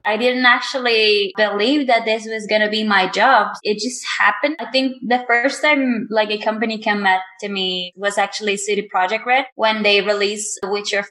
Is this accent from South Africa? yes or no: no; Mexico; my hometown which is very small. I live in a very small town in Mexico.